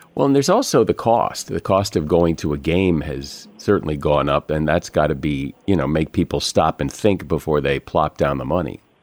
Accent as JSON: {"language": "English", "region": "Connecticut", "country": "United States", "tie": "born or raised there", "moved": "yes", "lives_now": "West Coast, United States", "said": "I grew up in Connecticut"}